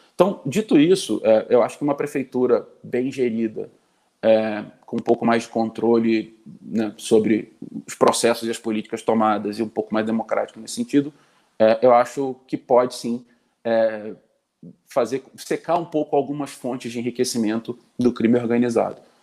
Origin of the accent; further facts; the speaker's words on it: Rio de Janeiro, Brazil; eu sou carioca, nasci no Rio, vivi 36 anos dos meus 37 no Rio